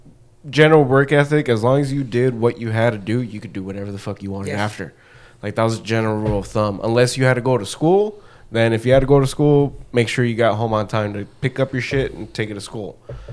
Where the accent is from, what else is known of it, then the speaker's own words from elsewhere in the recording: Anaheim, California, United States; born there; No, I was born here. Oh, I was born in Anaheim.